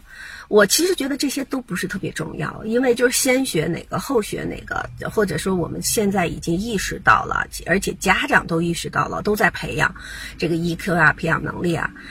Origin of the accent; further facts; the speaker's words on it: Beijing, China; now in Seattle, United States; 所以我现在所有分享的内容都是基于说我在美国这个西雅图地区，然后呢，在中国我是在北京从北京过来的啊